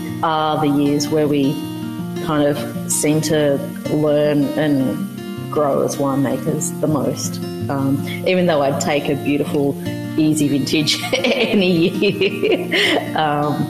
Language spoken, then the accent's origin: English; Wollongong, New South Wales, Australia; moved away as an adult; also born or lived in Hunter Valley; I grew up there my whole life, born in Wollongong Hospital